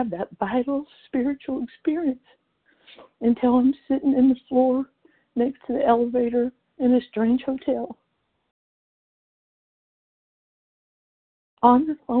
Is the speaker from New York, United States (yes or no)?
no; Jesup, Georgia, United States; I'm from Jessup, Georgia